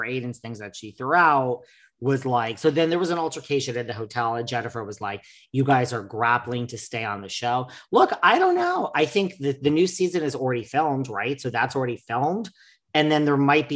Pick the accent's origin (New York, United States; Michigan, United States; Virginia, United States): New York, United States; New York City; as a New Yorker